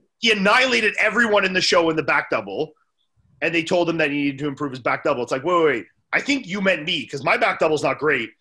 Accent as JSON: {"language": "English", "country": "Canada", "also_born_or_lived": "Orlando", "said": "as a Canadian"}